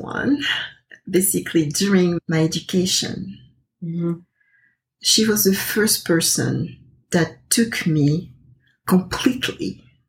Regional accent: Côte d’Ivoire; I'm originally from the Ivory Coast, and I've been uprooted several times throughout my life.

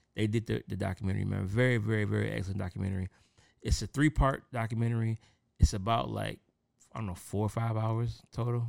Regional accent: Detroit, Michigan, United States; I'm from Detroit

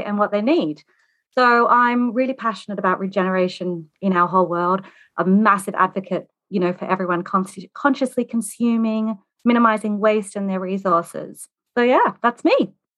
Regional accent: Australia; accent: Australian; moved away as an adult; now in United Kingdom; I'm Australian. You might be able to tell that from my accent. I've been in the U K for twenty-two years

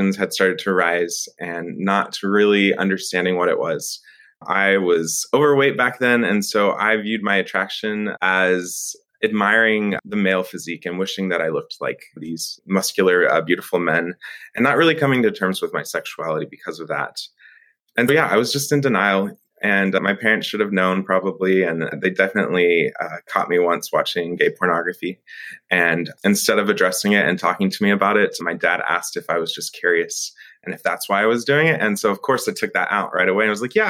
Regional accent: Friendswood, Texas, United States; now in Austin, United States; I was raised in Friendswood, Texas, which is right outside of Houston

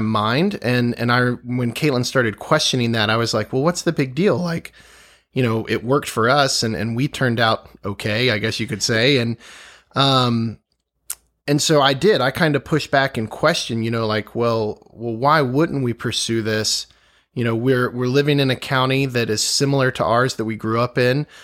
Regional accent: Virginia, United States; growing up in Virginia, just the history all around us

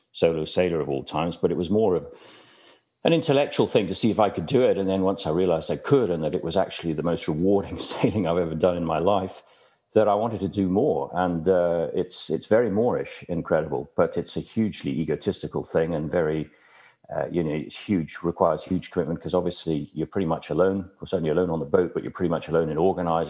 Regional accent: Dublin, Leinster, Ireland; moved away; I grew up in Dublin in the 60s

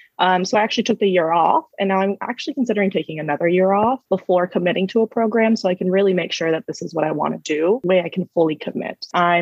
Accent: California, United States; I was raised in the Valley, in the San Fernando Valley in California, which isn't the safest area, but it's not the worst.

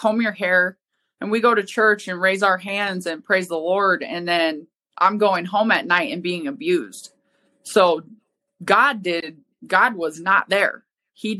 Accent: Helena, Montana, United States; moved away; also born or lived in Spokane; Originally, I'm from Helena, Montana

